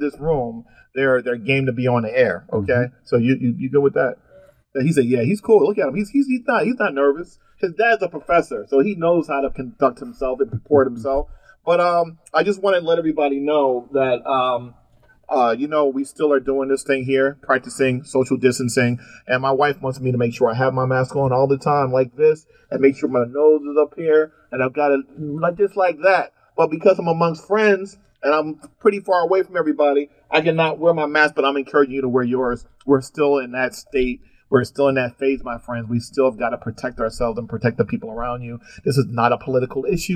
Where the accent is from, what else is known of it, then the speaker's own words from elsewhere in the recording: New Jersey, United States; now in Texas, United States; I grew up in Jersey